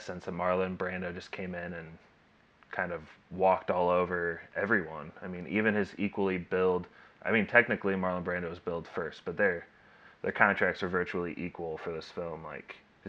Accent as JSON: {"language": "English", "country": "United States", "tie": "born or raised there", "said": "as an American growing up"}